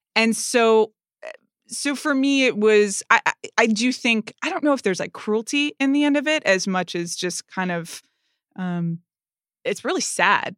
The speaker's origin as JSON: {"language": "English", "country": "United States", "said": "I'm an American"}